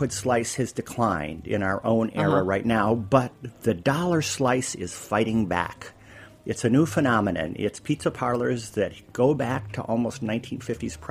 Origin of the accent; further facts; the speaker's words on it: Midwest, United States; now in New York, United States; My Italian pronunciation is execrable as a Midwesterner